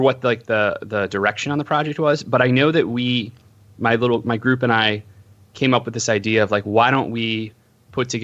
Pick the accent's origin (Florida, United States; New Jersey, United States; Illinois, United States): Illinois, United States; Homer Glen; moved away as an adult; also born or lived in Iowa City, Iowa / Los Angeles, California; I grew up in Homer Glen, which is in between Lockport to the west and Orland Park to the right